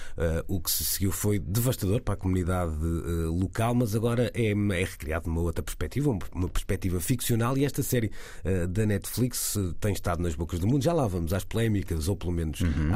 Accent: Porto, Porto District, Portugal; accent: Porto; como portuense

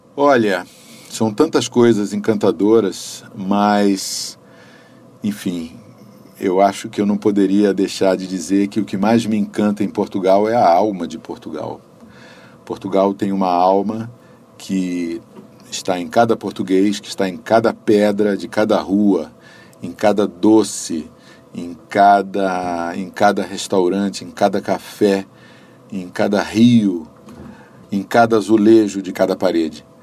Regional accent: Brasília, Federal District, Brazil; also born or lived in Rio de Janeiro; E ambos viemos para Brasília crianças, ela com um ano, eu com cinco anos. Vivemos aqui as nossas vidas inteiras

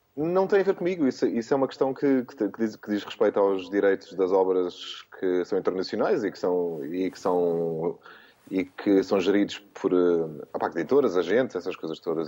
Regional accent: Portugal; sendo português

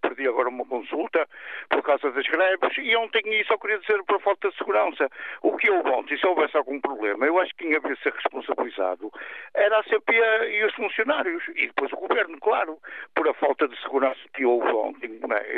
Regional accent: Porto, Norte, Portugal; Eu sou do Porto

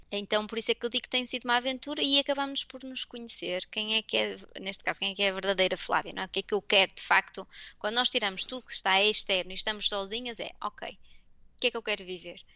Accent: Porto, Norte, Portugal; moved away as an adult; also born or lived in Denmark / United States / Belgium / England; now in Fribourg, Switzerland; eu sou do Porto

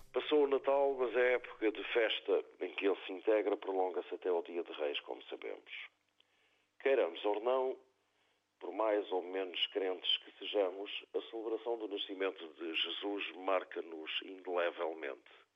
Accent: Azores, Portugal; born or raised there; moved away

